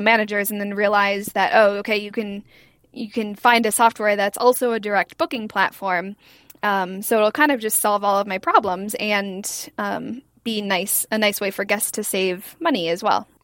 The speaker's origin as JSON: {"language": "English", "town": "Ely", "region": "Minnesota", "country": "United States", "tie": "born or raised there", "said": "I grew up in Ely, which is a very small town in northern Minnesota"}